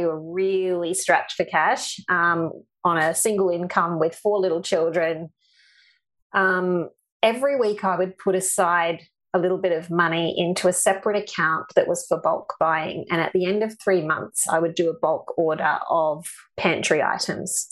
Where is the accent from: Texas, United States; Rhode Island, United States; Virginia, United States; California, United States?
Texas, United States; now in Australia; being Texan